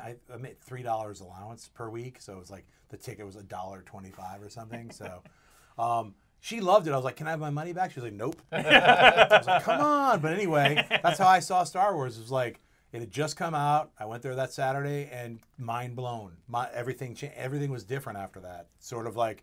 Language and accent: English; West Haven, Connecticut, United States; I grew up in West Haven right along the coast.